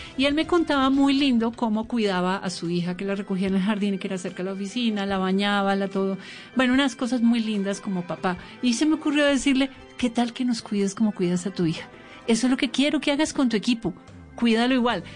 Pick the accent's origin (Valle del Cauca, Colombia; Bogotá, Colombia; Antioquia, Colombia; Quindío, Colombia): Bogotá, Colombia; yo soy bogotana y hablo diferente